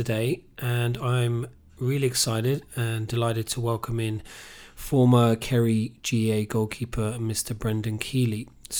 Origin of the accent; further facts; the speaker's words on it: England, United Kingdom; accent: Mayo; now in Killarney, Ireland; Like myself, obviously, growing up in England